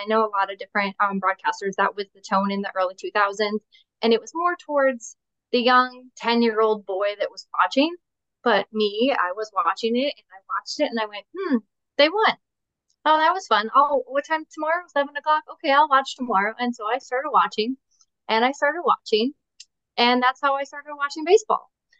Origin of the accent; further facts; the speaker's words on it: Twin Cities, Minnesota, United States; I grew up in the Twin Cities, and I grew up watching a player called Mr. Kirby Puckett.